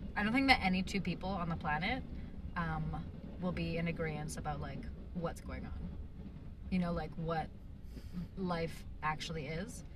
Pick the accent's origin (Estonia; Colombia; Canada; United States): Canada; I come from Canada where there's like a lot of land available